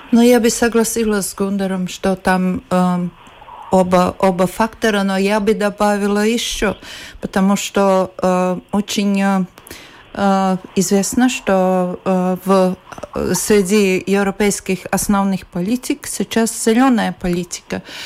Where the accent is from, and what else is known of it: Latvia